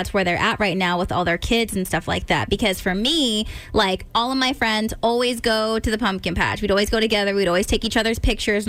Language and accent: English; California, United States; now in Maryland, United States; I'm from California